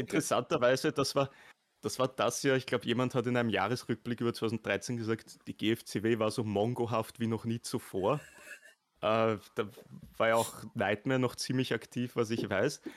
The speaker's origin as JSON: {"language": "German", "region": "Vienna", "country": "Austria", "said": "Ich bin ein ah. echter Wiener"}